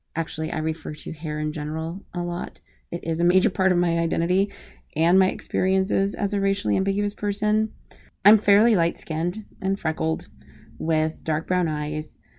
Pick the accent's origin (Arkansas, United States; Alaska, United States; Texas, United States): Alaska, United States; Anchorage; moved away as an adult; also born or lived in Midwest / Northern Italy / DMV area / Berlin, Germany; I am originally from Anchorage, Alaska. I grew up there. That's my home.